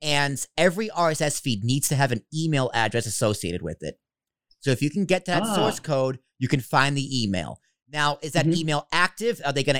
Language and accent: English; Boston, Massachusetts, United States; I'm Italian from Boston